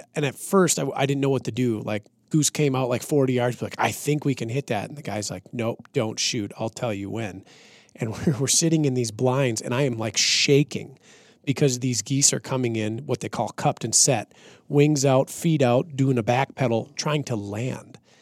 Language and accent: English; central Minnesota, United States; when I was growing up in Minnesota